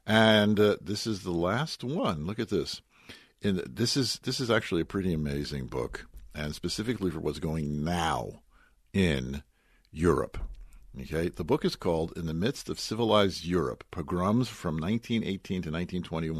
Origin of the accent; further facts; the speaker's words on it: Newark, United States; I'm from Newark